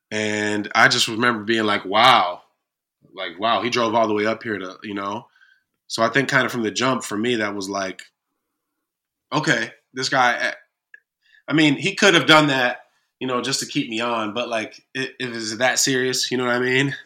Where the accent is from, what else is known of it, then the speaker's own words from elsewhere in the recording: Kalamazoo, Michigan, United States; here in my hometown of Kalamazoo